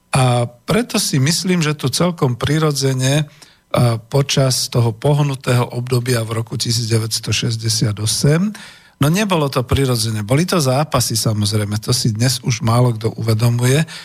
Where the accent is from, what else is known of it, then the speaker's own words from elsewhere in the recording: Bratislava, Bratislava Region, Slovakia; first language Slovak; Žil som tu a narodil som sa, som originál, naozaj bratislavčan, domorodec, narodil som sa v Bratislave. Nikam som sa nepresťahoval